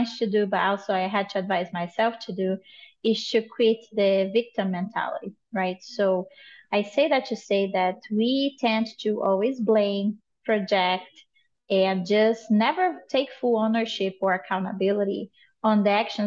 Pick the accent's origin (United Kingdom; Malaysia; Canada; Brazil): Brazil; moved away as an adult; now in United States; I am originally from Brazil. I live in the United States for the past 10 years.